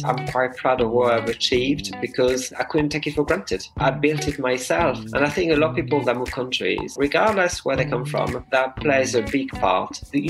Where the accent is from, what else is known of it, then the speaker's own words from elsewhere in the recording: Bristol, South West England, United Kingdom; And when I say I'm from Bristol, they say, oh, yeah, but originally.